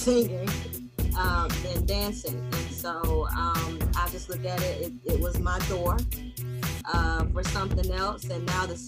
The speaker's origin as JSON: {"language": "English", "town": "Macon", "region": "Georgia", "country": "United States", "said": "originally, of course, from Macon, Georgia, Mac Town"}